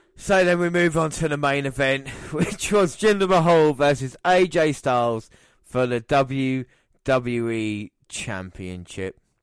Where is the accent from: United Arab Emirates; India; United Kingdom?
United Kingdom; England; as an Englishman